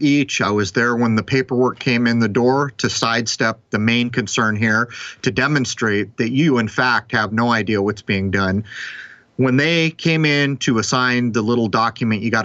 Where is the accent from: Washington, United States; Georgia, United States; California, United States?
California, United States; San Diego; growing up in San Diego